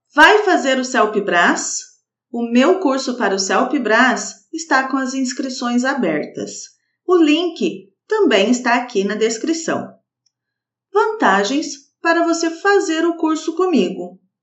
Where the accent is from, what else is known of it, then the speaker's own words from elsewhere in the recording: Brazil; sou brasileira